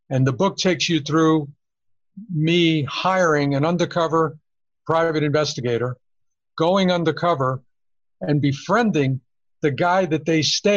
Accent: New York City, New York, United States; moved away as an adult; now in Las Vegas, United States; growing up in New York as a little kid

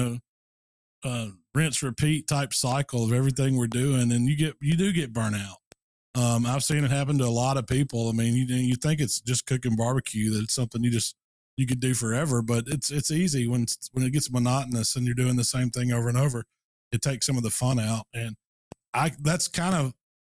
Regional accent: Hernando, Mississippi, United States; I live in Hernando now, which is just outside of Memphis, kind of a suburb of Memphis, Tennessee. It's actually in Mississippi

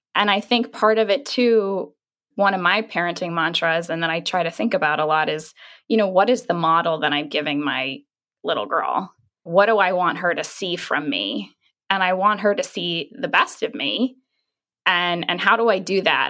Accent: New York City, New York, United States; I'm a New Yorker.

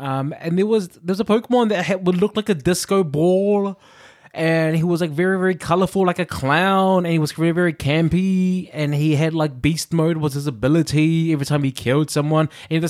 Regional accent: New Zealand; now in United Kingdom; I'm from New Zealand.

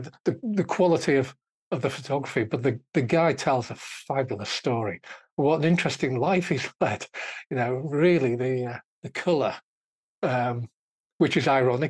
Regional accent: Liverpool, North West England, United Kingdom; moved away; I grew up in Liverpool, and it's football, red or blue, and nothing else whatsoever

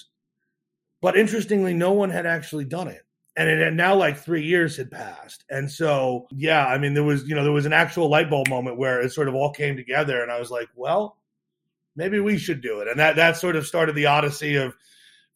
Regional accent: central New Jersey, United States; I grew up in New Jersey.

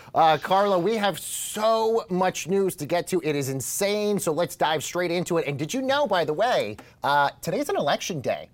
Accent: New York City, New York, United States; as a New Yorker who lived in the city during the pandemic

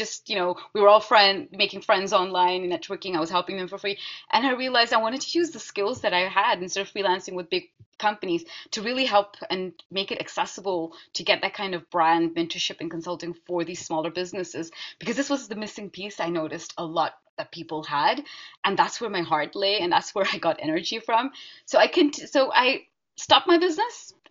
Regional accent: Netherlands; I was growing up in the Netherlands, but you know, brought up my strong Indian heritage and culture.

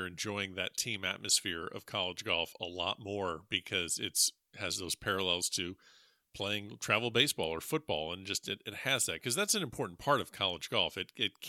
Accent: South Florida, United States; also born or lived in Kansas; I grew up in South Florida

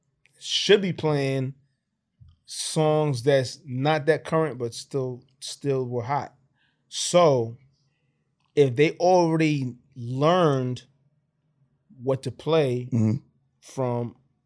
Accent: New York, United States; I'm from New York. I go to Dallas.

